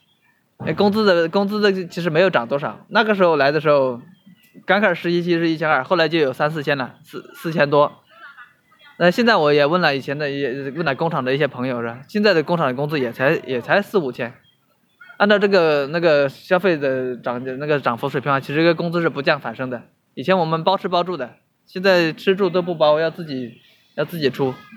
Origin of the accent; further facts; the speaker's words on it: Hubei, China; now in Shenzhen, China; 我老家湖北的，一直没有出来，